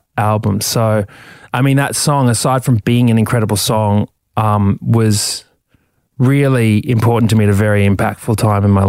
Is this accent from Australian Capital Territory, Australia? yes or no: no; Brisbane, Queensland, Australia; where are you from? And I say, Brisbane